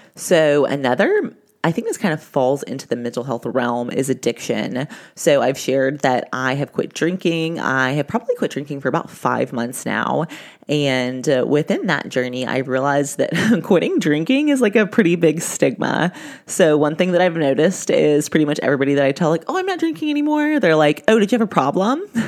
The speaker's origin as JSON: {"language": "English", "region": "the South", "country": "United States", "tie": "born or raised there", "said": "I was raised in the South"}